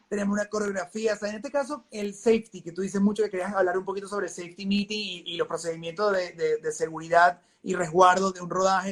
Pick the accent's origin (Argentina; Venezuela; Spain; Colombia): Venezuela; moved away; yo vengo de Venezuela